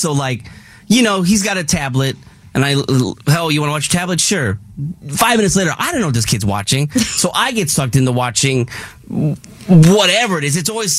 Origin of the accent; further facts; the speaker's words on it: Midwest, United States; in the Midwest, we call it pop